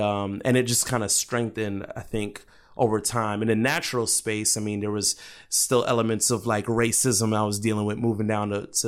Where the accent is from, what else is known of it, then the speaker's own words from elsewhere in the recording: Jacksonville, Florida, United States; also born or lived in Brooklyn; So when I was about 8 years old, my aunt, I moved from Brooklyn to Jacksonville, Florida, where my aunt was living at the time.